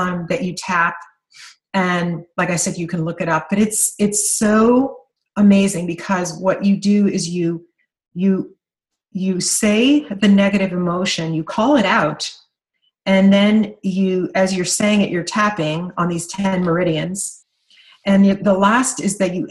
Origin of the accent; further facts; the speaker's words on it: Kentucky, United States; I'm from Kentucky.